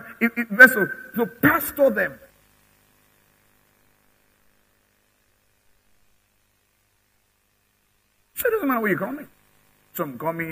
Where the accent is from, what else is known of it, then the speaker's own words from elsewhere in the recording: Nigeria; I'm a Nigerian. I have a Nigerian passport